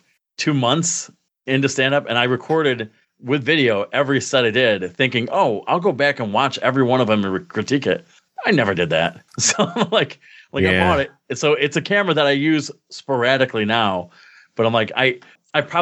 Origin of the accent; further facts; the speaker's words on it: New York, United States; moved away; I moved back to New York at 31